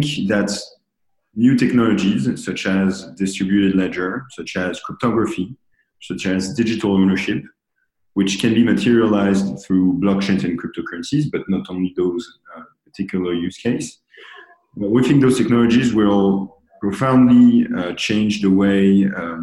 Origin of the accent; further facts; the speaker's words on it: Paris, Île-de-France, France; now in New York, United States; I'm from Paris